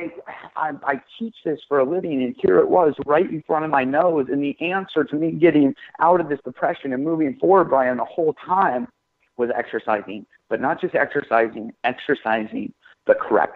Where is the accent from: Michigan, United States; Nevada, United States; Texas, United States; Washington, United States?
Washington, United States; moved away as an adult; now in California, United States; I grew up in Washington State